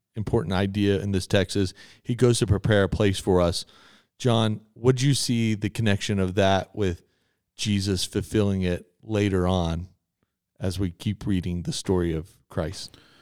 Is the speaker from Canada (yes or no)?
no; Texas, United States; I'm from Texas